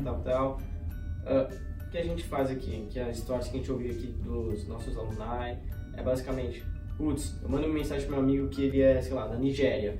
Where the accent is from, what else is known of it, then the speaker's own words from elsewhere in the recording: São Paulo, Brazil; moved away as an adult; now in United States; eu sou de São Paulo, me formei no Colégio Bandeirantes